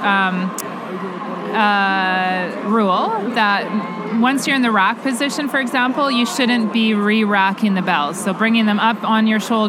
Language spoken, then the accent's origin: English; Canada; as a Canadian kettlebell lifter